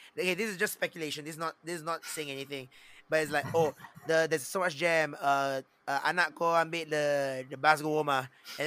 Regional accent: Muar, Johor, Malaysia; now in Singapore; growing up in Moa, growing up in a small town

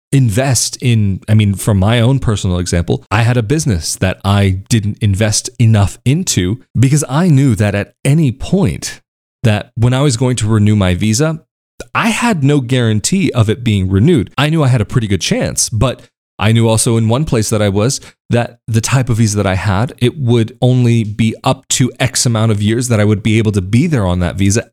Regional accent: United States; moved away as an adult; growing up in the States

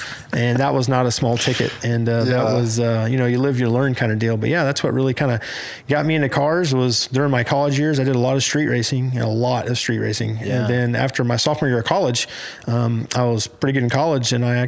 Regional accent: Stroud, Oklahoma, United States; also born or lived in Shawnee, Oklahoma / Velma, Oklahoma; Yeah, I was born in a little town in eastern Oklahoma, Shawnee. I didn't live there. We were living in Stroud at the time. My granddad owned a restaurant there. My dad worked in the oil field.

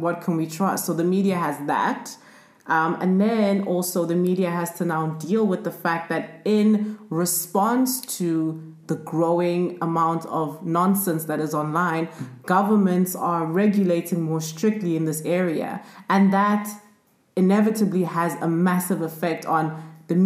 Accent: South Africa; I grew up in South Africa

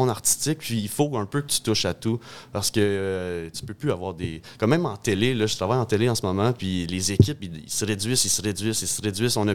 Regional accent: Lefaivre, Ontario, Canada; also born or lived in Hawkesbury, Ontario; j'étais un petit gars de Lefebvre en Ontario.

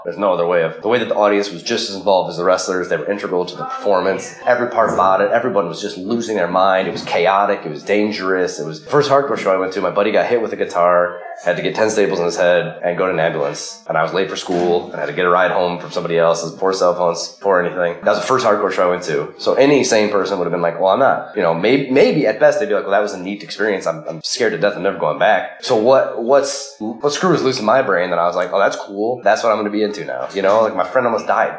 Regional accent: Cleveland, Ohio, United States; I'm always announced from Cleveland, and I'm proud to be from there

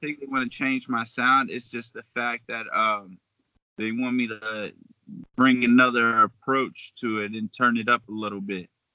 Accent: Beaver Falls, Pennsylvania, United States; also born or lived in Pittsburgh; I'm from Beaver Falls, so I went to school out there, grew up down there

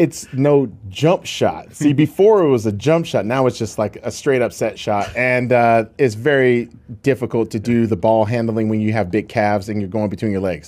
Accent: Seattle, Washington, United States; growing up in Seattle, Washington.

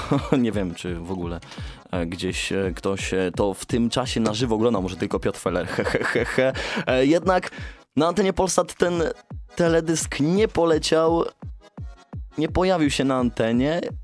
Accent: Sfornegacie, Poland; Ja właśnie wywodzę się z małej miejscowości jeśli, jeśli jeszcze ktoś jej nie wie. Sfornegacie

